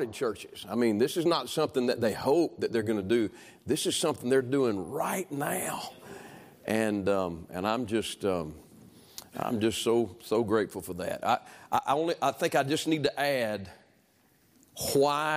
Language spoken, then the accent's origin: English; Alabama, United States; I was born in Alabama.